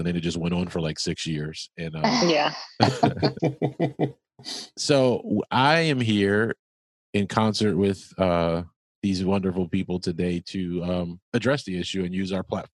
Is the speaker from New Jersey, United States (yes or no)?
yes; New Jersey, United States; we're both from Jersey.